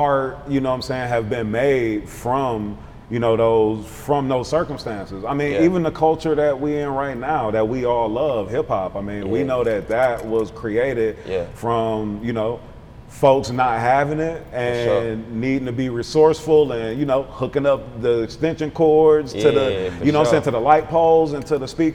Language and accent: English; Milwaukee, Wisconsin, United States; moved away; I'm from Milwaukee, moved.